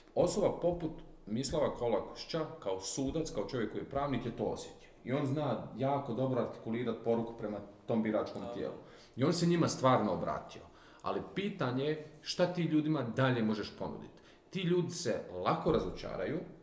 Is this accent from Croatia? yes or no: yes; Croatia; kod nas u Republici Hrvatskoj